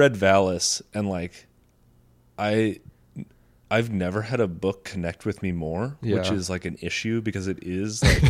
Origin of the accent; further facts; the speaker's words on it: United States; growing up in America